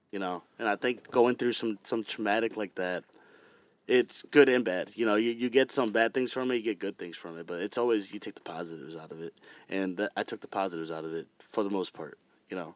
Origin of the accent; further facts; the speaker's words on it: Fairfax, Virginia, United States; moved away; I was born in Fairfax, Virginia